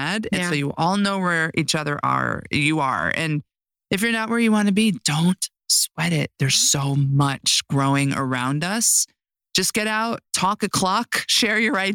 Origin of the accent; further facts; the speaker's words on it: Mahopac, New York, United States; now in Los Angeles, United States; I grew up 50 miles north of the city in Mayapack